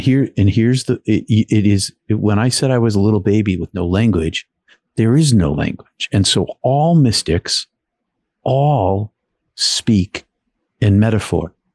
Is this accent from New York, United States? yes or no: no; outside of Boston, Massachusetts, United States; I grew up outside of Boston in a blue collar city